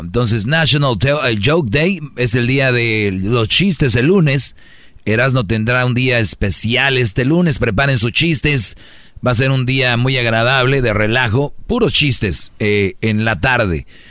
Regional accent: Mexico; somos mexicanos

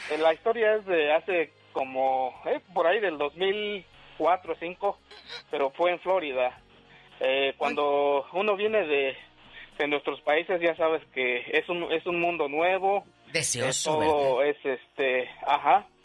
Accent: Hidalgo, Mexico

